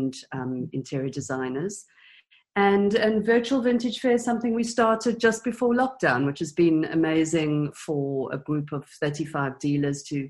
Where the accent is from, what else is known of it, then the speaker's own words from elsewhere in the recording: South Africa; I grew up in South Africa